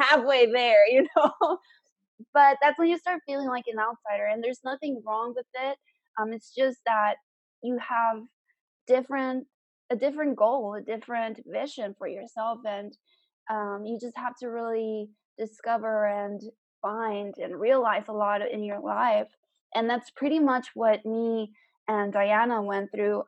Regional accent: South Texas, United States; I'm from South Texas

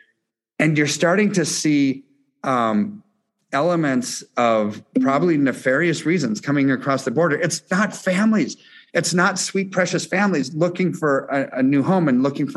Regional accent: United States; as an American

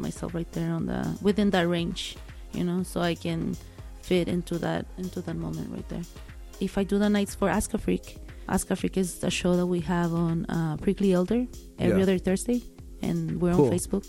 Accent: Guadalajara, Jalisco, Mexico; now in El Paso, United States; I came from Guadalajara, Jalisco, okay, from a town, a little town closer to Guadalajara.

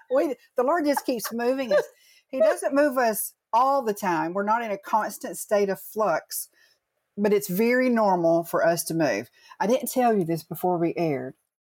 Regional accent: Chattanooga, Tennessee, United States; also born or lived in Massachusetts; So hometown Chattanooga, but I was born up in Massachusetts.

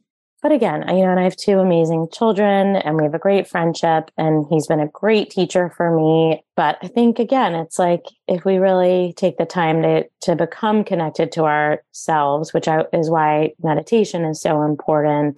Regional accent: East Coast, United States; moved away; growing up on the East Coast

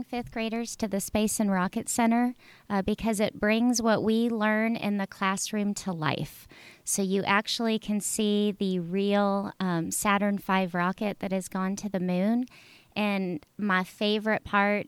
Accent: California, United States; moved away; growing up in California, I lived close to the beach

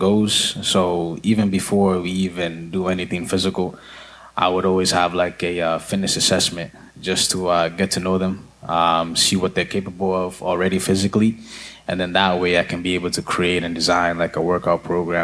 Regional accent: Lowell, Massachusetts, United States; also born or lived in Nairobi, Kenya; I'm from Lowell, Massachusetts

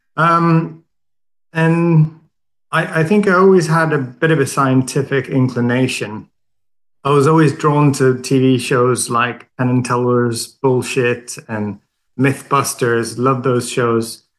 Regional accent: Sweden; moved away as an adult; now in London, United Kingdom; I'm Swedish. I grew up in Sweden

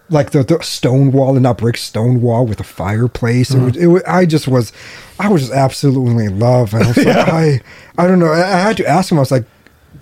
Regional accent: Alaska, United States; it's my home state

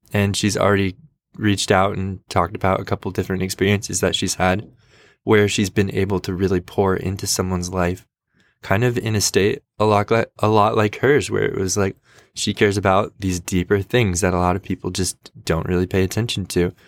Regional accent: United States; I am a American white guy in my late twenties

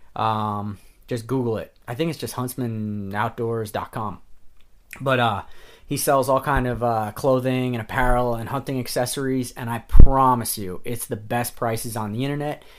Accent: New York, United States; I'm from New York

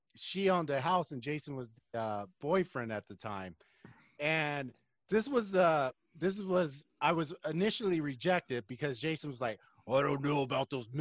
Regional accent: Bay Area, California, United States; I'm from the Yay area.

